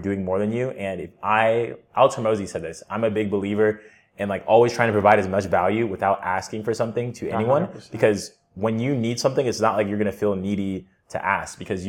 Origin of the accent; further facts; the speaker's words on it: Atlanta, Georgia, United States; I grew up in Atlanta, Georgia